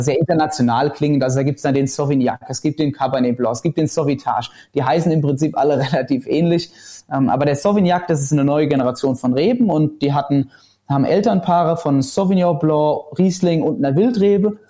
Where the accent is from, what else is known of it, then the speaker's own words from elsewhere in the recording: Rhineland-Palatinate, Germany; bei uns in Rheinland-Pfalz